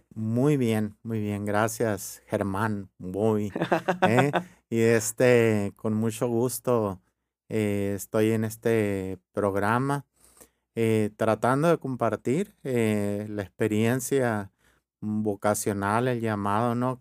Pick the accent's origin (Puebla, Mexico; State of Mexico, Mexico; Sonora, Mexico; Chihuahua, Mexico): Sonora, Mexico; Hermosillo; born or raised there; also born or lived in Ures, Sonora / Rome